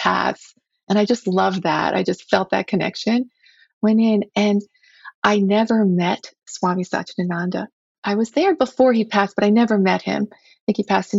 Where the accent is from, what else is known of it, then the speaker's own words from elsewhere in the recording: United States; as an American woman